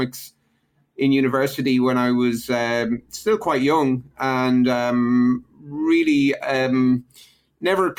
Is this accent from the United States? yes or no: no; Ireland; I grew up in Ireland in the 80s during a major recession